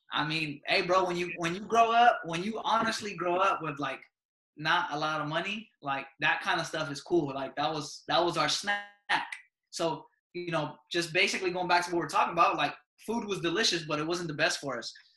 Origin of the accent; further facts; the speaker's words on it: United States; when we were growing up here in the U.S.